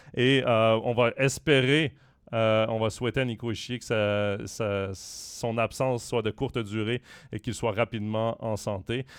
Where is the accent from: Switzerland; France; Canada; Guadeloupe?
Switzerland; chez nous en Suisse